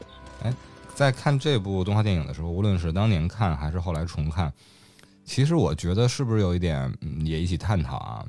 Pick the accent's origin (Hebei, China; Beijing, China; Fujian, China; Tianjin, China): Beijing, China; 在我老家，在我小的时候